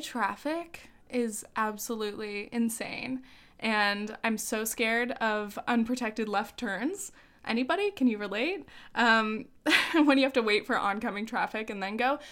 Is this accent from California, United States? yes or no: yes; South Orange County, California, United States; moved away as an adult; also born or lived in France / New Orleans; I'm from South Orange County